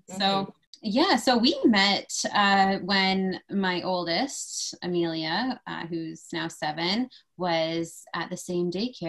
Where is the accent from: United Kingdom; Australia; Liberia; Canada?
Canada; London, Ontario; I was born and raised in London. I went to school here. I went to Western Kinesiology and Teachers College, and I have never left.